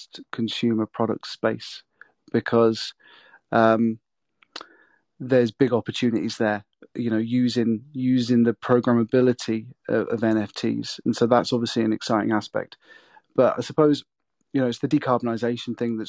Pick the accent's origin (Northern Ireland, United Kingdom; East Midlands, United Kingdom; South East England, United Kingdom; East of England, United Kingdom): East of England, United Kingdom; Peterborough; moved away as an adult; also born or lived in London; now in North East England, United Kingdom; my hometown in Peterborough